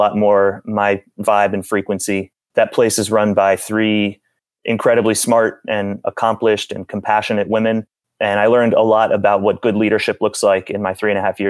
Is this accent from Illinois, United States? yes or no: no; South Florida, United States; I'm from South Florida